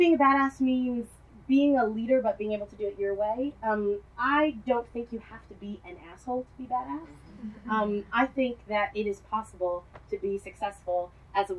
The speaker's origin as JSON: {"language": "English", "town": "Miami", "region": "Florida", "country": "United States", "tie": "born or raised there", "moved": "yes", "said": "My journey started in Miami, where I was born"}